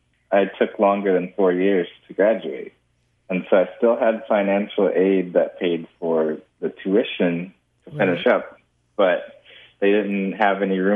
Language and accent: English; California, United States; I grew up in California, been here all my life